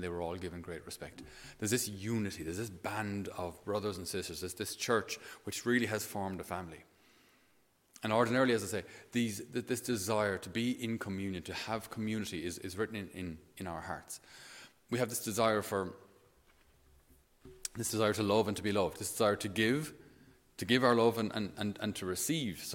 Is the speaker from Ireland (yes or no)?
yes; Tipperary, Munster, Ireland; I was from Tipperary